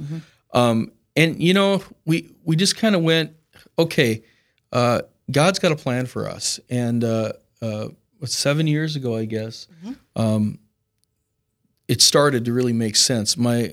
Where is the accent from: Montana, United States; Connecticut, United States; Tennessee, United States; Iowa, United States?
Montana, United States; Missoula; Well, I'm originally from Montana, Western Montana, Missoula is where I grew up